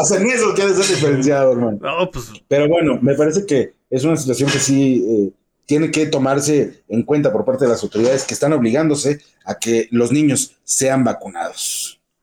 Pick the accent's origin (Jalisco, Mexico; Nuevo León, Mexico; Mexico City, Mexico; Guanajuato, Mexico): Guanajuato, Mexico; nosotros como eh, mexicanos, como guanajuatenses